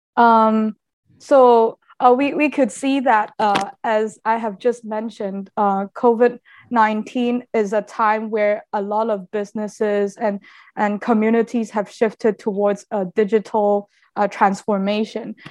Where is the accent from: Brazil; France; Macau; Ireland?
Macau; I'm a a local citizen from Macau.